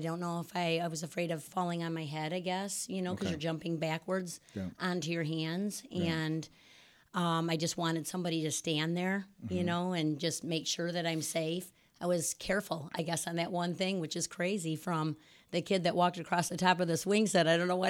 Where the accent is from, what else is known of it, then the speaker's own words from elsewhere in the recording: Rockford, Illinois, United States; Yes, I was born and raised in Rockford.